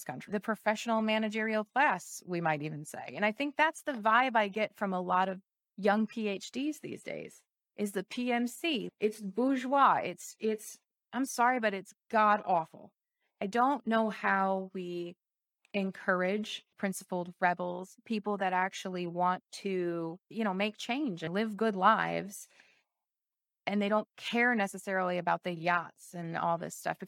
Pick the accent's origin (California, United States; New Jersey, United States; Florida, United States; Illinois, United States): Illinois, United States; Chicago; I'm from Chicago